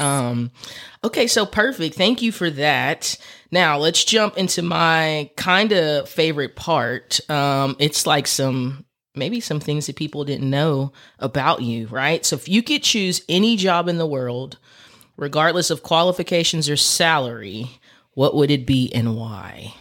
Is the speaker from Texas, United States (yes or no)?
yes; Texas, United States; I'm from Texas.